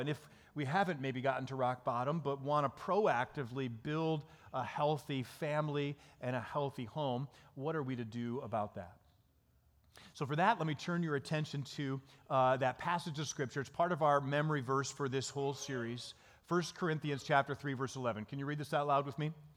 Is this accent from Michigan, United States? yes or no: yes; Dansville, Michigan, United States; moved away as an adult; now in Chicago, United States; we actually grew up in Michigan.